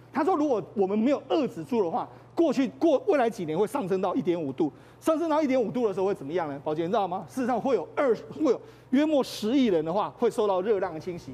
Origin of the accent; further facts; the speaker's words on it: Taiwan; 我们台湾人